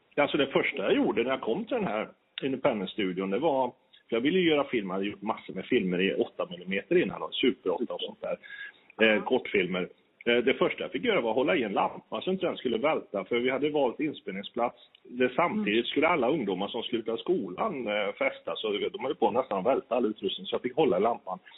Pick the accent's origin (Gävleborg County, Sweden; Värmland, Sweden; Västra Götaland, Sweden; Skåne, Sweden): Värmland, Sweden; Kil; Jag är från Kil i Värmland